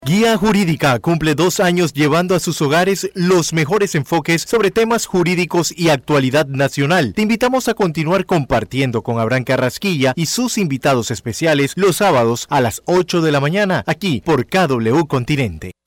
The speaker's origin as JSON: {"language": "Spanish", "country": "Panama", "said": "como panameños, como país"}